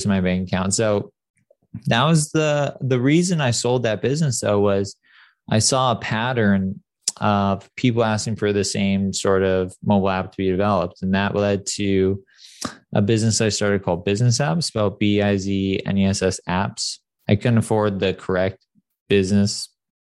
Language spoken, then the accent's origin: English; San Clemente, California, United States; also born or lived in Detroit; I grew up pretty poor in a very wealthy area, San Clemente